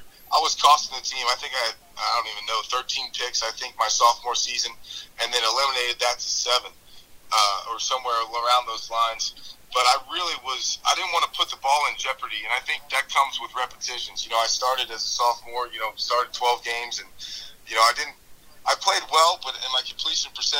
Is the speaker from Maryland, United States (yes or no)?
no; Virginia, United States; I was from Virginia